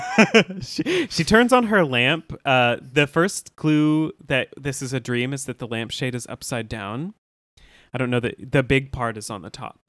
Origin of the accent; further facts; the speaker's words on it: the South, United States; we're from the South.